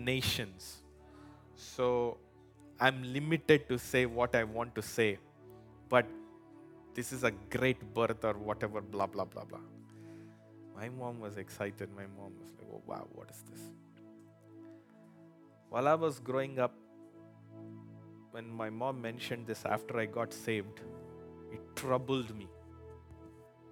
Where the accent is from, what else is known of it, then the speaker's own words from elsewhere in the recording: India; now in United States; I was born premature in India, not in America